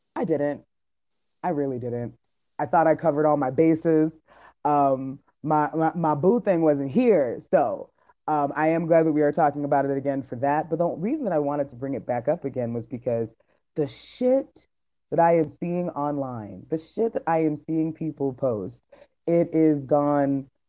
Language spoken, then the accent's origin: English; Miami, Florida, United States; I'm from Miami